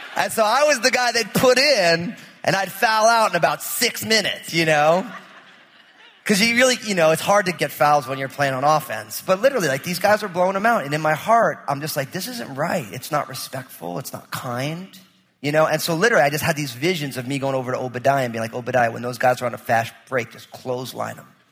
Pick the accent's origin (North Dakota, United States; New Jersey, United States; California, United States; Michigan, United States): New Jersey, United States; I'm from New Jersey